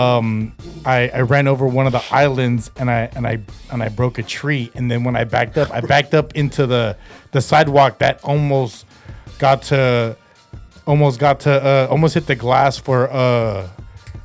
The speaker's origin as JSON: {"language": "English", "region": "California", "country": "United States", "said": "I'm an American dude from California"}